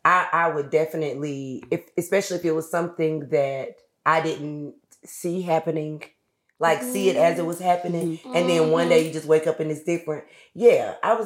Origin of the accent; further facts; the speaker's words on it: Florida, United States; moved away as an adult; also born or lived in Atlanta, Georgia; now in Los Angeles, United States; I am a Florida girl always, through and through.